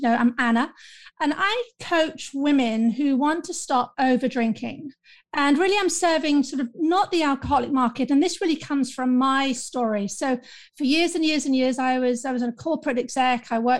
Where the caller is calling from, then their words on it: London, United Kingdom; I'm calling in from London, the United Kingdom